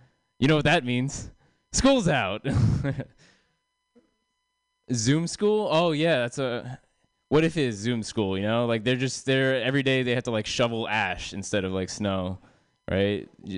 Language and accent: English; India; I am Indian, obviously.